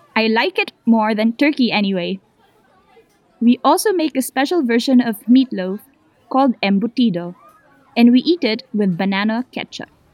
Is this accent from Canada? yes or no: no; Manila, Metro Manila, Philippines; I'm from the Philippines. I grew up in Manila